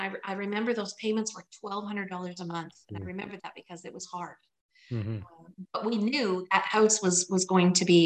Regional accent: Waterton, Alberta, Canada; moved away as an adult; also born or lived in Pincher Creek, Alberta / Campbell River, British Columbia; I lived in Waterton and went to a 2-room schoolhouse

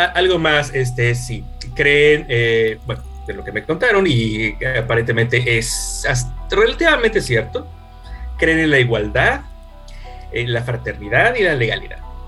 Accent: Mexico City, Mexico; somos de Ciudad de México

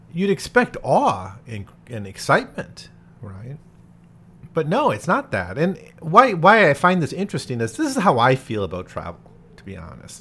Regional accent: United States; moved away; also born or lived in China / Taiwan; When I lived in China, whenever I said I'm from America

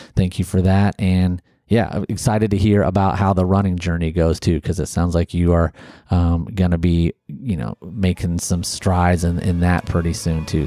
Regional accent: Ohio, United States; moved away as an adult; also born or lived in Alabama; I grew up in Ohio, went to college down in Alabama

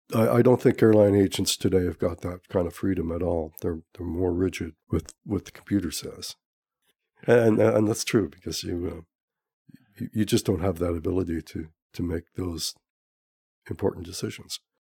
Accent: Montreal, Quebec, Canada; moved away as an adult; also born or lived in Calgary / Ladner; now in Pender Island, Canada; I'm originally from Montreal

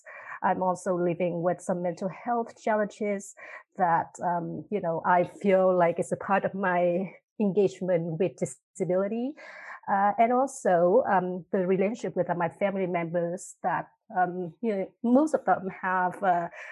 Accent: Hue, Thua Thien Hue, Vietnam; now in Canada; I come from a place from the Global South. It's called Hue City.

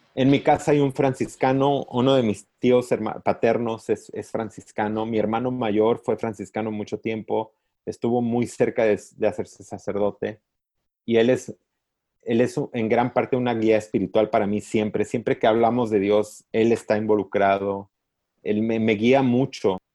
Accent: Encarnación de Díaz, Jalisco, Mexico; now in United States; Yo crecí en un pueblo chiquito donde casi cada familia tiene un sacerdote. Sí. O sea, los Altos de Jalisco

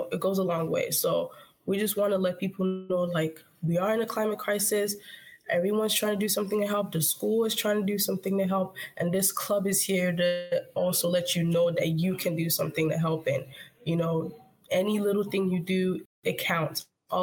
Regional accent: Nigeria; now in United States; when I grew up there

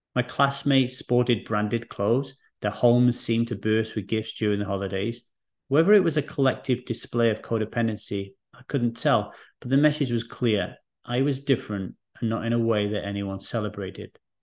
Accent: Wales, United Kingdom; also born or lived in England; when I arrived in Wales

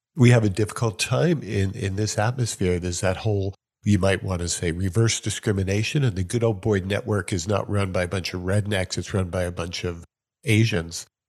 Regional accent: Syosset, New York, United States; I was born in New York, uh, Syosset

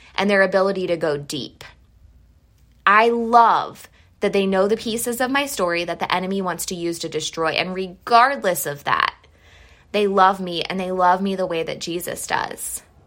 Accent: Mansfield, Ohio, United States; moved away; We are originally from Mansfield, Ohio.

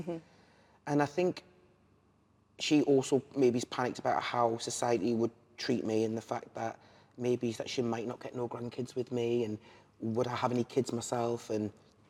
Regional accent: Liverpool, North West England, United Kingdom; because I'm actually a Scouser, which you would never know.

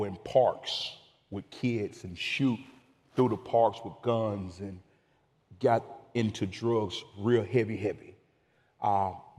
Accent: Amory, Mississippi, United States; moved away as an adult; also born or lived in Dallas, Texas; now in Frisco, Texas, United States; I'm from Amory, Mississippi, which is central between Birmingham, Alabama, and Memphis, Tennessee

